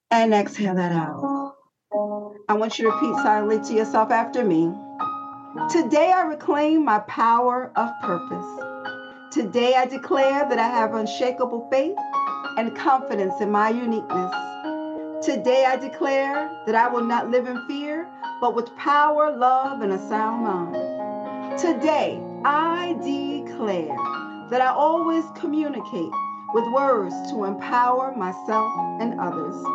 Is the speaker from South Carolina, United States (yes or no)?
no; New York City, New York, United States; You know, I'm a girl from the Bronx